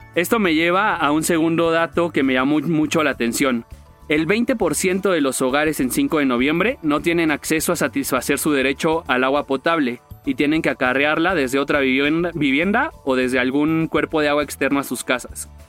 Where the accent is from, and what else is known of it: Mexico